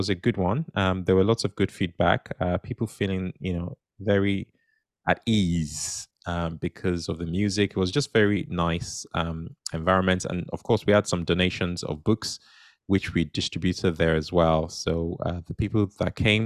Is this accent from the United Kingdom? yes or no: yes; United Kingdom; being conservative British people